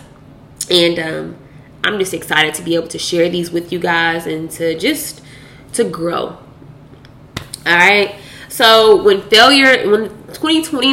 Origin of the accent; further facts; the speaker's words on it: Louisville, Kentucky, United States; now in Dallas, United States; I'm currently residing in Dallas, Texas, but I am from Louisville, Kentucky.